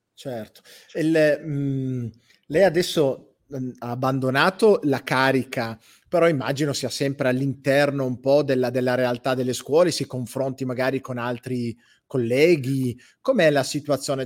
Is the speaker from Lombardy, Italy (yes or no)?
no; Campania, Italy; moved away; Io non sono napoletano, sono campano, non vivo lì